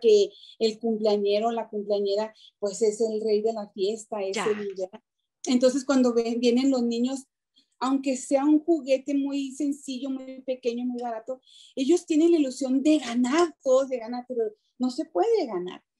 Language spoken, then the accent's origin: Spanish; Chihuahua, Mexico; moved away as an adult; now in Denver, United States; yo nací en Chihuahua, Chihuahua, de México. Yo llegué en el 97 aquí a Denver